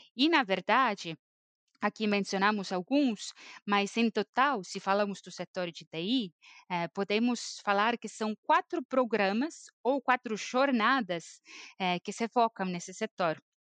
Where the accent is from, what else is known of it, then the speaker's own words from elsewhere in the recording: Estonia; Portuguese is a second language; also born or lived in São Paulo, Brazil; eu sou estoniana, mas eu morei no Brasil, em São Paulo, por quase sete anos e acabei voltando para a Estônia